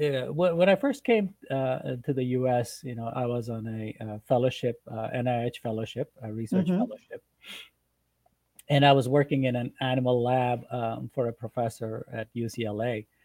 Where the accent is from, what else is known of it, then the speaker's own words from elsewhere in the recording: India; moved away; So I grew up in India. My parents are Indian.